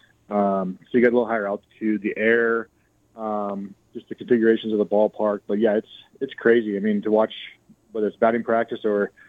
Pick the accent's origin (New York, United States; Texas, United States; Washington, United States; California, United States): Washington, United States; Olympia; moved away as an adult; now in El Paso, United States; I'm from Olympia, Washington, which is about 30 minutes south of Tacoma. So it's pretty much home